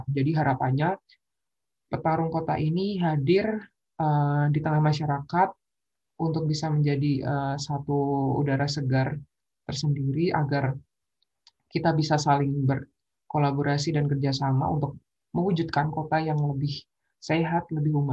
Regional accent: Semarang, Central Java, Indonesia; now in Yogyakarta, Indonesia; Uh, aku asli Semarang dan kebetulan karena kuliah di UGM Yogyakarta

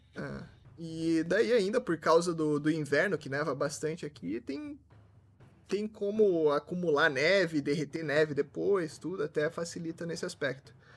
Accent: Curitiba, Paraná, Brazil; now in Toronto, Canada; eu Originalmente sou de Curitiba, mas não tô em Curitiba

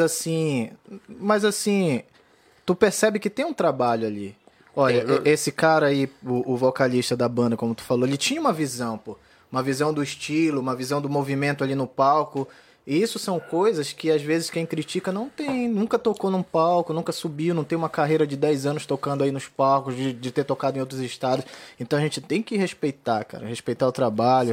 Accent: Pará, Brazil; moved away; also born or lived in Florianópolis; essa é a cara do meu Pará

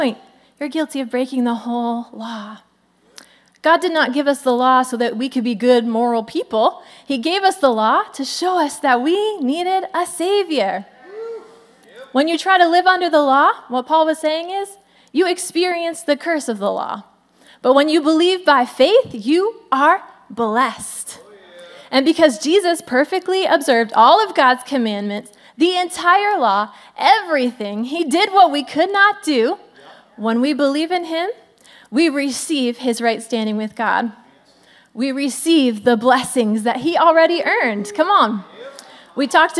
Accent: Pennsylvania, United States; I'm from Pennsylvania, if you didn't know that. Still live there.

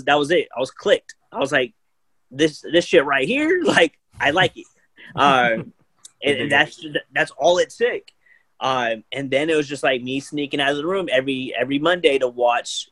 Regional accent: San Jose, California, United States; I'm born and raised in the Bay. I'm a San Jose kid

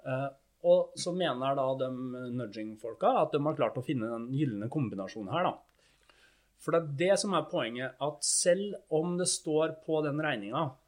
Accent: Fredrikstad, Østfold, Norway; Jeg er fra Fredrikstad

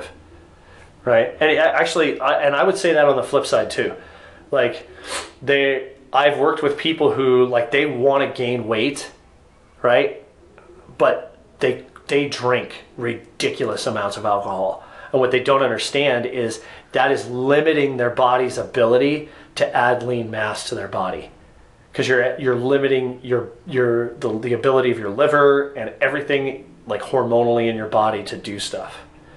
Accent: United States

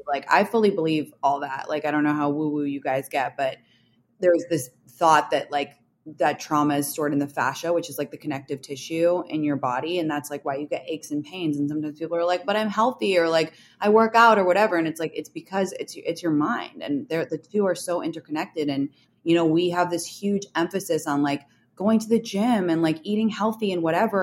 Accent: London, United Kingdom; moved away; I grew up in London

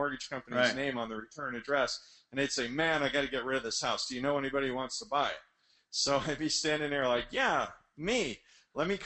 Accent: the New York area, United States; moved away as an adult; now in South Florida, United States; I grew up in the New York area

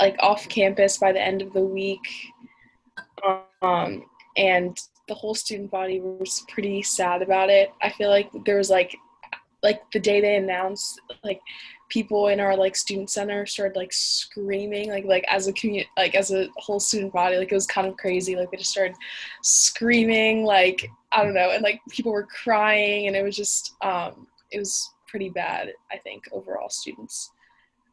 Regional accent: Washington, District of Columbia, United States; I'm from Washington, D.C., and I'm there now.

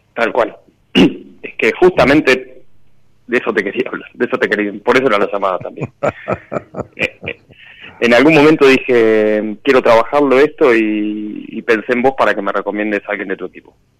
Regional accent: Buenos Aires, Argentina; De Capital, de Barrio Buedo

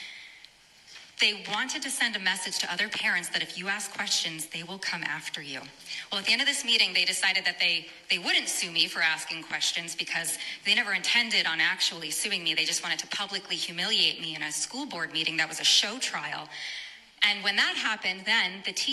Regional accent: Rhode Island, United States; I am a mother from Rhode Island

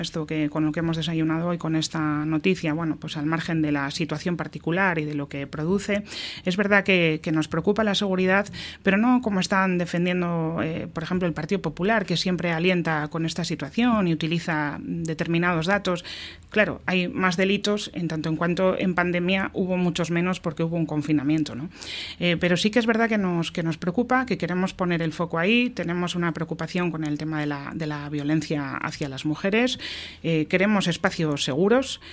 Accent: Getxo, Basque Country, Spain; ser alcaldesa de mi pueblo

